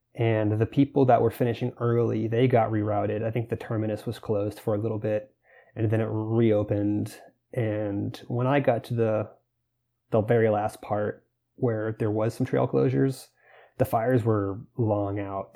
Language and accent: English; Florida, United States; I grew up in Florida